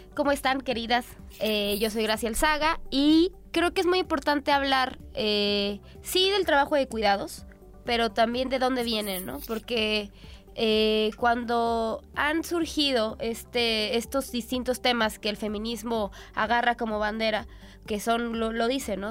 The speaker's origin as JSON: {"language": "Spanish", "country": "Mexico", "said": "nosotras como mexicanas"}